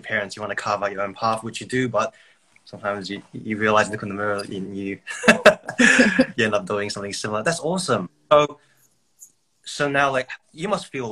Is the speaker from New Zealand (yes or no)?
yes; New Zealand; now in Brisbane, Australia; I grew up in New Zealand.